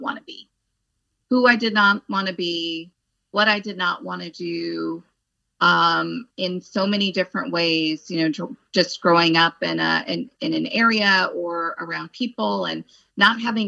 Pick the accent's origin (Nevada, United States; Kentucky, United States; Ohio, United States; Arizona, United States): Arizona, United States; Phoenix; moved away as an adult; also born or lived in Los Angeles / Texas / Northern California; now in New Jersey, United States; I'm from Arizona, from Phoenix. I went to school in Phoenix